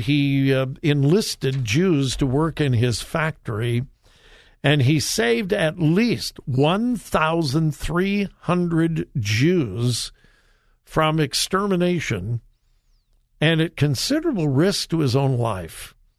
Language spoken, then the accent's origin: English; California, United States; now in Ohio, United States; I grew up in California